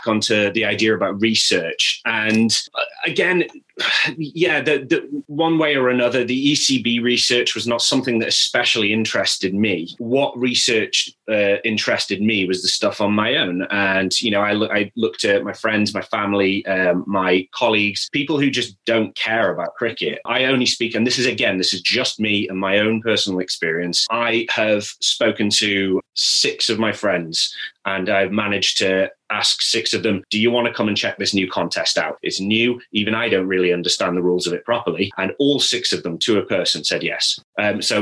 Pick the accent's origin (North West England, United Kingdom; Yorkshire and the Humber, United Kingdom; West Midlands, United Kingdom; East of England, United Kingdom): West Midlands, United Kingdom; Stoke-on-Trent; I grew up in North Staffordshire.